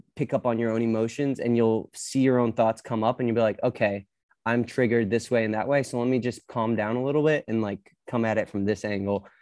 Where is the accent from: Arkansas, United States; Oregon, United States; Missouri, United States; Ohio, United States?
Arkansas, United States; moved away; I grew up in Arkansas